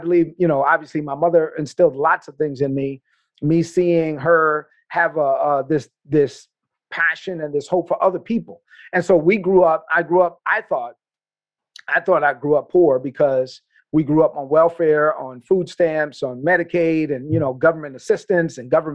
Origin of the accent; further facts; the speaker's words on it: New York City, New York, United States; where I grew up in East New York, Brooklyn